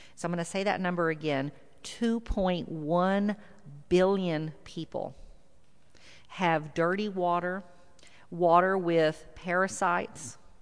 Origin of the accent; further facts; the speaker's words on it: South Texas, United States; now in Houston, United States; I grew up in South Texas, and I live in Houston, so you might hear a little bit of that y'all come out